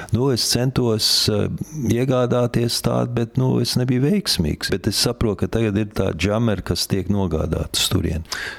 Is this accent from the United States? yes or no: yes; New York, United States; now in Latvia; es dzimu sauc Amerikā, tieši Ņujorkā, Bronxā.